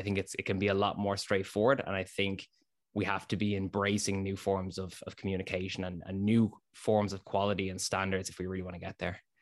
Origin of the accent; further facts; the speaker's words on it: Dublin, Leinster, Ireland; also born or lived in North Inner City, Dublin; Born and raised in Ballantyre, Dublin, Ireland